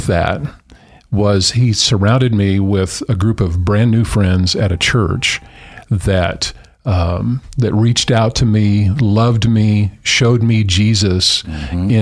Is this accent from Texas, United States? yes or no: yes; Dallas, Texas, United States; moved away as an adult; also born or lived in Tucson, Arizona / Lubbock, Texas; now in Treasure Valley, United States; I actually was born in Tucson, Arizona, but moved to Dallas when I was just 2 years old. But grew up there